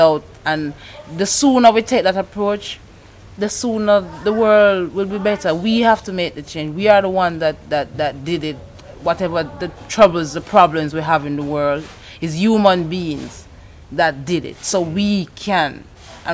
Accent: Jamaica; also born or lived in Spanish Town, St. Catherine; I was born in Spanish Town and raised between St. Mary and Montego Bay

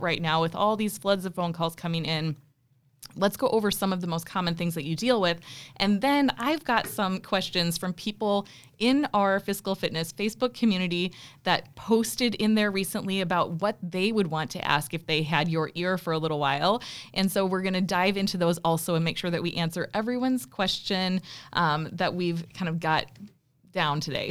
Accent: South Dakota, United States; I am from South Dakota also

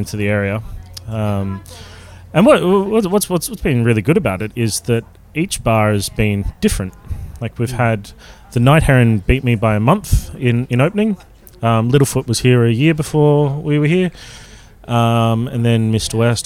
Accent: Brunswick, Victoria, Australia; I grew up in Brunswick. And when I was growing up in Brunswick

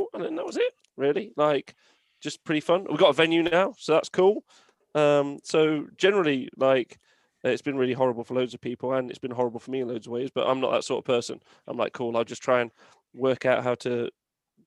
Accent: England, United Kingdom; As an English person

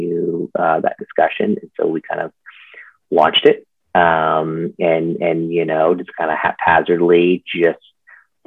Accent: Nashville, Tennessee, United States; also born or lived in Colorado; I've mainly grown up in Nashville

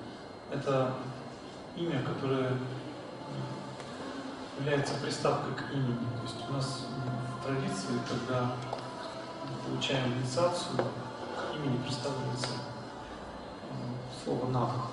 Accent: Russia; Сам я из России.

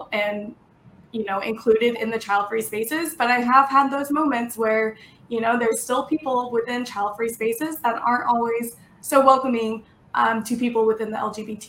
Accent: Texas, United States; moved away as an adult; now in Washington State, United States; I was born and raised in Texas. I lived there for 28 years.

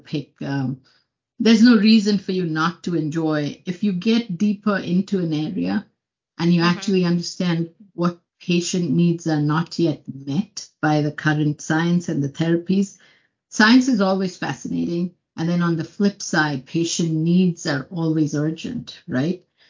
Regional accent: Mumbai, Maharashtra, India; moved away as an adult; now in United States; I came from Bombay, which is a big city in India.

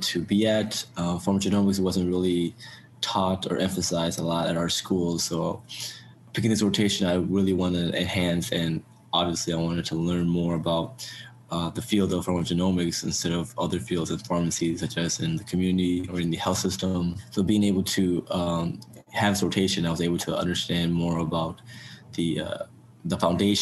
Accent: Chicago, Illinois, United States; now in St. Louis, United States; I'm originally from Chicago, so it's a 5-hour drive for me to come to St. Louis

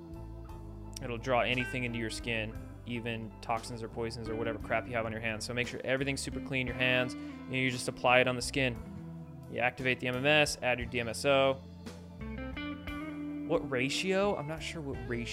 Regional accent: Washington, United States; I grew up in Washington

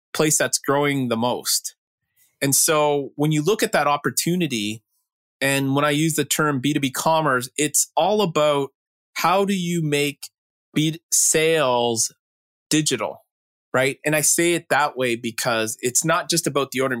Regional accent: Canada; I grew up in Canada graduate of Waterloo computer science up there

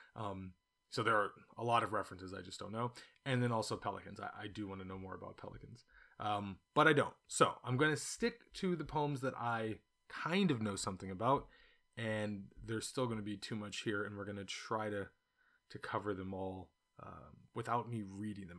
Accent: California, United States; now in China; it's what I grew up eating, even though I grew up in California

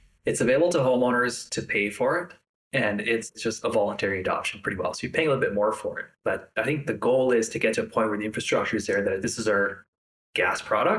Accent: Winnipeg, Manitoba, Canada; now in Kelowna, Canada; I'm from Winnipeg originally, so it's kind of flat there.

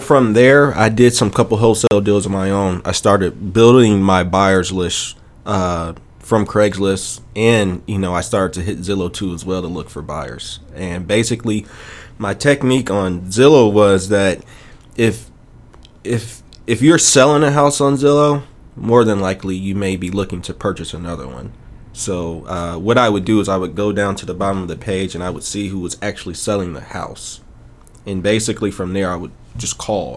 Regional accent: Chicago, Illinois, United States; moved away as an adult; now in Memphis, United States; I'm originally from Chicago, and uh, I moved to Memphis uh, December of uh, 2006.

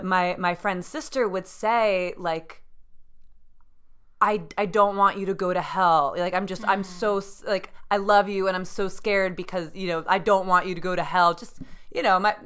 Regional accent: New Jersey, United States; now in New York City, United States; I was raised in New Jersey in a very densely populated area

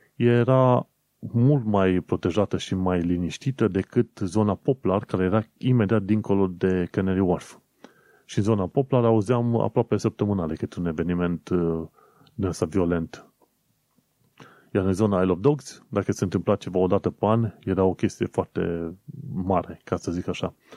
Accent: Romania; accent: Eastern European; moved away as an adult; now in London, United Kingdom; Ca român

